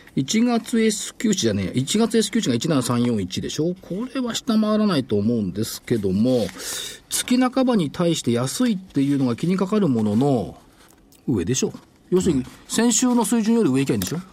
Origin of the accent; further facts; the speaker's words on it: Tokyo, Japan; 東京生まれの東京育ちなのになんでこんな関西弁なのけがも。